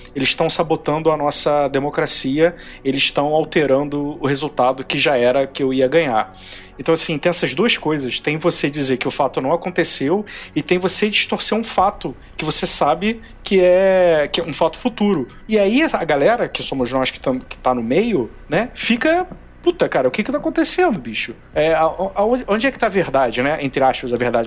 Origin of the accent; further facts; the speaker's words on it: Brazil; somos do Brasil